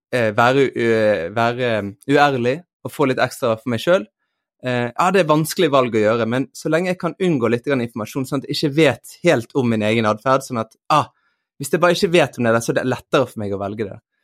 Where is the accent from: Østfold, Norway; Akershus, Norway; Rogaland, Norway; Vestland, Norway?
Vestland, Norway; Bergen; moved away; also born or lived in Eastern Norway (Østlandet); Jeg vokste opp i Bergen, ble født i Bergen, men vokste opp også deler på Østlandet